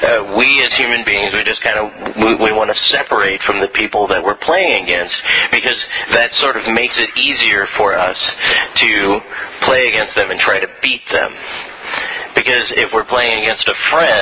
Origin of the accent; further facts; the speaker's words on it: St. Louis, Missouri, United States; now in Florida, United States; I come from St. Louis